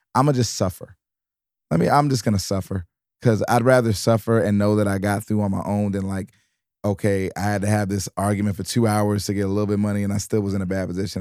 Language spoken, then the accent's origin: English; Detroit, Michigan, United States; also born or lived in New York; now in Los Angeles, United States; I was from Detroit, but I was living in New York